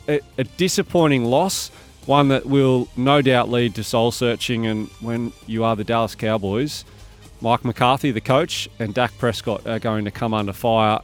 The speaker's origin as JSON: {"language": "English", "town": "Bathurst", "region": "New South Wales", "country": "Australia", "tie": "born or raised there", "lives_now": "Sydney, Australia", "said": "I grew up in Bathurst, and uh, when I finished school when I was 17 years old, I moved to Sydney."}